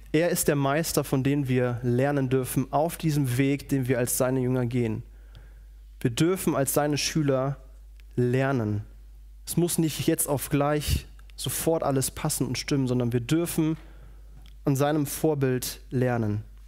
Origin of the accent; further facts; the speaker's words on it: Radevormwald, North Rhine-Westphalia, Germany; moved away; Ich komme aus Rado vom Wald, das liegt bei Wuppertal